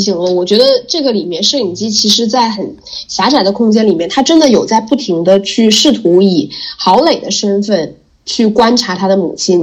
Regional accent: Jilin, China; 我就是吉林人

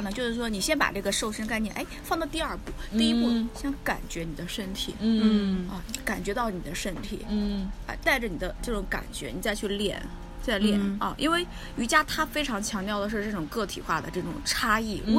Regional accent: China; 我们中国人嘛，

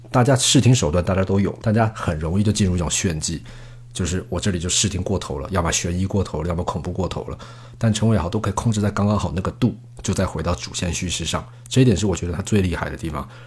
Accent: Taiwan; moved away as an adult; also born or lived in Mainland China; now in China; 我身为台湾人，我在台湾看这边，而且我在大陆，大陆工作这么多年

